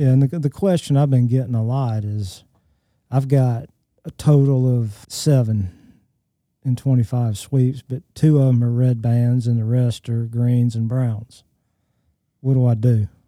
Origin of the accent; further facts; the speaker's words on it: Alabama, United States; I grew up in Alabama and went to the Birmingham Zoo